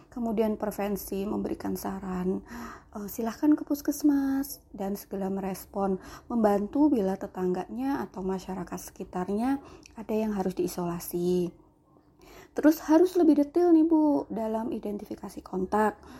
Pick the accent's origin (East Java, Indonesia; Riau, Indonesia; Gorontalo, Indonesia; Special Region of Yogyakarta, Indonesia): Special Region of Yogyakarta, Indonesia; Yogyakarta; now in Kebumen, Indonesia; Saat ini saya berdomisili di Kebumen, eh, walau saya aslinya Jogja